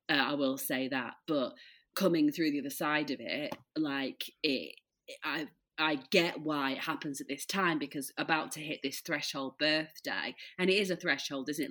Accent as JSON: {"language": "English", "town": "Leeds", "region": "Yorkshire and the Humber", "country": "United Kingdom", "moved": "yes", "lives_now": "Peak District, United Kingdom", "said": "I'm from Leeds, but we live in the like uh, near the Peak District"}